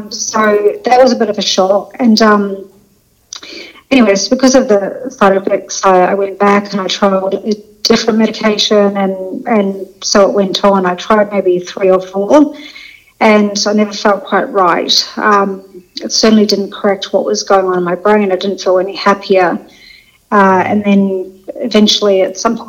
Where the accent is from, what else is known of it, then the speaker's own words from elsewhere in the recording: New Zealand; moved away as an adult; also born or lived in London; I'm originally from New Zealand, so I'm a Kiwi, but I was in London for 20 years